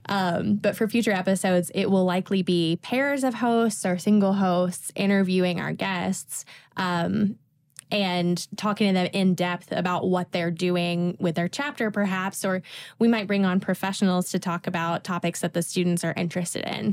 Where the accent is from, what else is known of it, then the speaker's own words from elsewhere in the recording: Tennessee, United States; I'm from a really small town in Tennessee